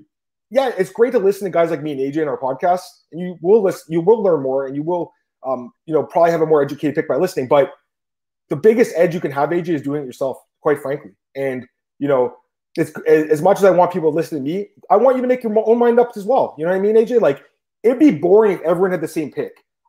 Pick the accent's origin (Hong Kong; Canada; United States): Canada; I'm from Canada